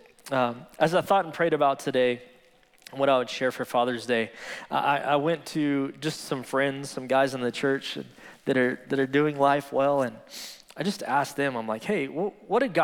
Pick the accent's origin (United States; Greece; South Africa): United States; Midland, Texas; I was born and raised here in Midland, Texas